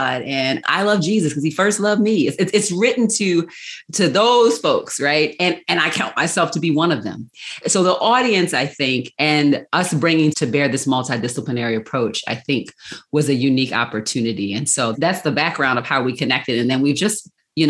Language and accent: English; Baltimore, Maryland, United States; I am from Charm City, Baltimore, Maryland. And y'all know, I love my city. Mm-hmm. So yeah, that's where I was born and raised.